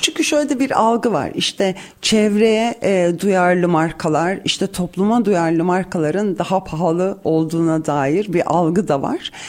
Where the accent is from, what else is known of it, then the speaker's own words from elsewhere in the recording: Cyprus; bir Kıbrıslı olarak